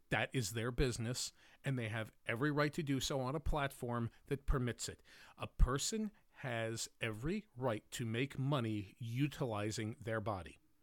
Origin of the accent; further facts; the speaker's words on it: United States; I'm an American